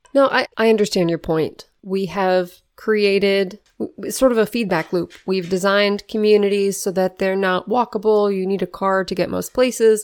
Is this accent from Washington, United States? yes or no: yes; Renton, Washington, United States; moved away; also born or lived in Baltimore / Philadelphia; I grew up in Renton, Washington, suburb of Seattle.